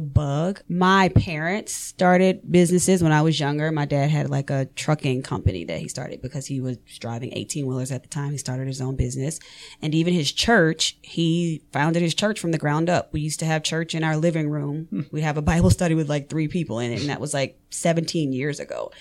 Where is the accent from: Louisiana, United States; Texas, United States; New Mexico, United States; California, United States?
Louisiana, United States; New Orleans; moved away as an adult; now in Forsyth County, Georgia, United States; I'm born and raised in New Orleans